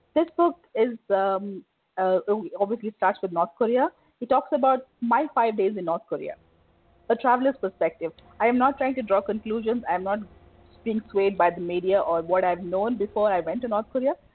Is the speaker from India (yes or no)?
yes; India; moved away as an adult; now in Dubai, United Arab Emirates; I'm an Indian